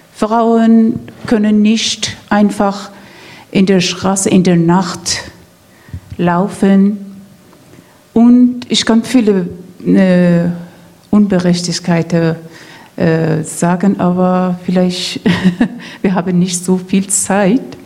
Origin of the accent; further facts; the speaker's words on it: Iran; German is a second language; moved away as an adult; now in Rostock, Germany; Ich als ein Iranerin